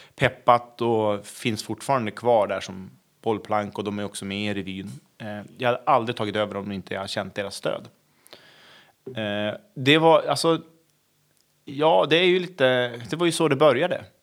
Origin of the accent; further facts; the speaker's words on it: Köpmanholmen, Västernorrland County, Sweden; moved away; Jag är från Köpanholmen utanför Övik